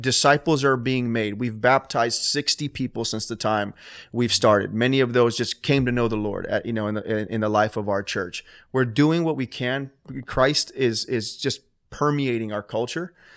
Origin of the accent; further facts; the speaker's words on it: Homestead, Florida, United States; my hometown